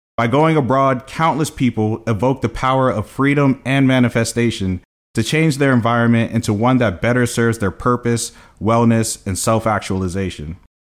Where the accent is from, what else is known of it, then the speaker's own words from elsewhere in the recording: Columbia, Maryland, United States; also born or lived in Brooklyn, New York; growing up in Columbia